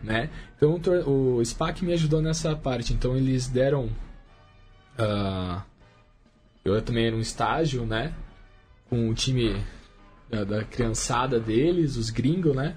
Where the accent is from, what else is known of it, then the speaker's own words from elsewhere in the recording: Indaiatuba, São Paulo, Brazil; O clube lá da minha cidade